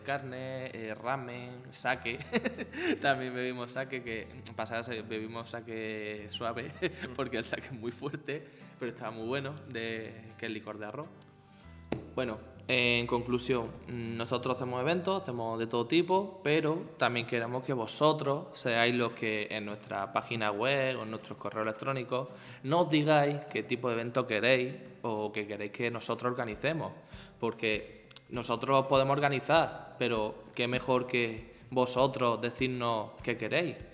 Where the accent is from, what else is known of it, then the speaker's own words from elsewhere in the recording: Almería, Andalusia, Spain; moved away as an adult; now in Seville, Spain; soy de Almería, ¿vale? Y yo vine aquí a Sevilla hace nueve años.